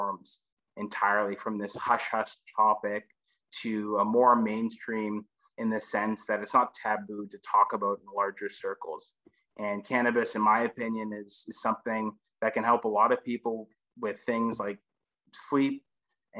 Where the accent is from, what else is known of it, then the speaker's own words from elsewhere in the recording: Canada; being the Canadian on the team